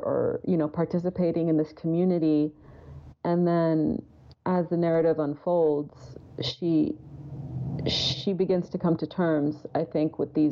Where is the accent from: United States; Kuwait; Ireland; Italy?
Kuwait; moved away; I grew up in Kuwait and I went to, you know, government schools.